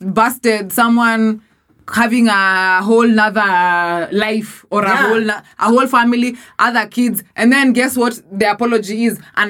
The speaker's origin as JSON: {"language": "English", "country": "Kenya", "said": "You know I'm a Kenyan"}